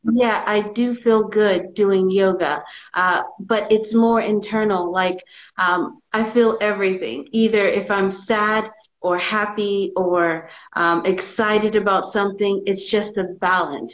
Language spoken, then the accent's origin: English; Houston, Texas, United States; moved away as an adult; also born or lived in Vietnam / Europe; now in Tbilisi, Georgia; I grew up in Texas